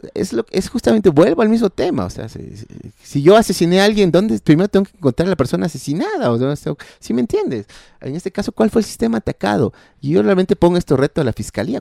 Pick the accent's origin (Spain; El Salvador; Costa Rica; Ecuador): Ecuador; como ecuatorianos